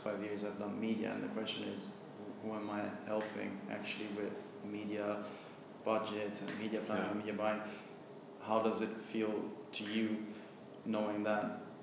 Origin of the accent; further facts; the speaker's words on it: Rome, Lazio, Italy; moved away; I grew up Catholic Christian in Rome, like everyone does in Rome pretty much